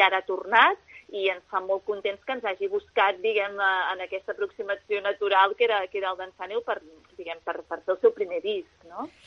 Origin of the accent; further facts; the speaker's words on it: Calella, Catalonia, Spain; moved away as an adult; now in Valls d'Àneu, Spain; Jo mateixa que sóc de Calella de, de, del Maresme